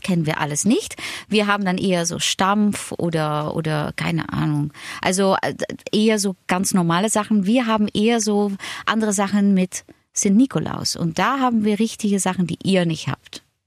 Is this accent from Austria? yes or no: no; Netherlands; German is a second language; moved away; also born or lived in Germany; als Holländerin